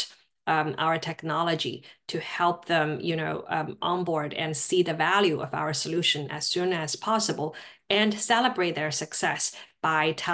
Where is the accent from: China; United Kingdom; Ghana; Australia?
China; Shanghai; English is a second language; moved away as an adult; also born or lived in Durham, North Carolina; now in United States; I grew up in Shanghai, China.